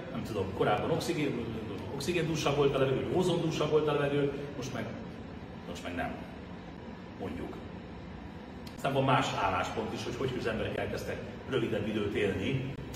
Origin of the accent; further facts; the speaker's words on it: Hungary; first language Hungarian; magyar zsidóként, aki Magyarországon születtem, magyar az anyanyelven, Magyarországon fizetem az adót